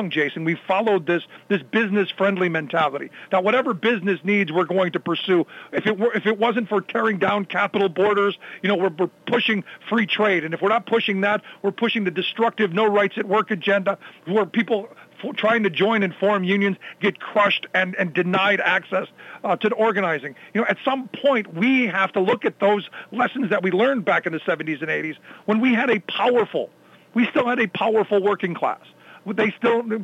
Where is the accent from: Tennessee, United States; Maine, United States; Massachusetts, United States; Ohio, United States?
Ohio, United States; Cleveland; my hometown is a little bit further behind